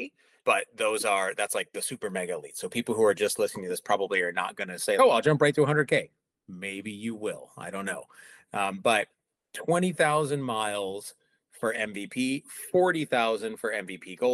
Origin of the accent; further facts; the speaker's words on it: Midwest, United States; now in Seattle, United States; I grew up in the Midwest